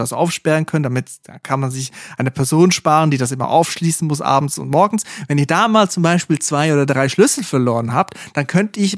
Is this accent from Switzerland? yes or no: yes; Switzerland; da in der Region, wo ich herkomme, an der A1 in der Schweiz, wo jedes Dorf auch gleich ist